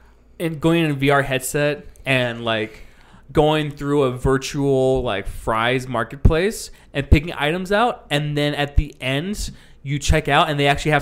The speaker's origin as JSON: {"language": "English", "region": "California", "country": "United States", "tie": "born or raised there", "moved": "yes", "said": "I grew up in California."}